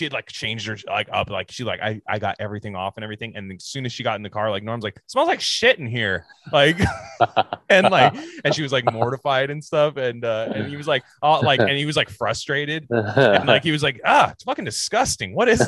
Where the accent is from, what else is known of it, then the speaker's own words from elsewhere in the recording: Louisiana, United States; And, and I'm from Louisiana.